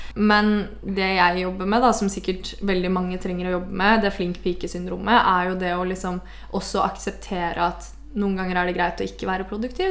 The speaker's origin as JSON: {"language": "Norwegian", "town": "Porsgrunn", "region": "Telemark", "country": "Norway", "moved": "yes", "said": "i sommer så har jeg vært mye hjemme i Porsgrunn"}